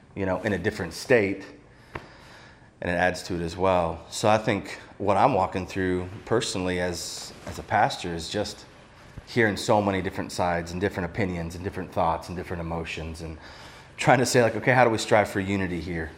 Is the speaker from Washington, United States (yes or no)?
no; Ohio, United States; I grew up in Ohio.